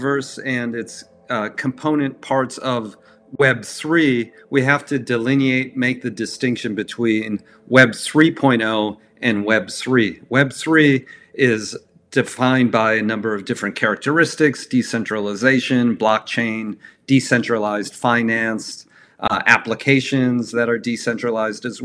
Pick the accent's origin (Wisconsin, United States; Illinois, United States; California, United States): Wisconsin, United States; Milwaukee; I grew up in Milwaukee, Wisconsin